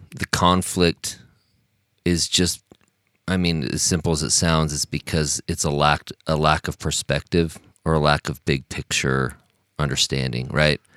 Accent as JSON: {"language": "English", "town": "Logan", "region": "Utah", "country": "United States", "tie": "born or raised there", "moved": "as an adult", "said": "I'm from Logan, even though now I've lived outside of Logan for oh my goodness, this year will be, I will have lived outside of Logan for as long as I was living in Logan in my life now."}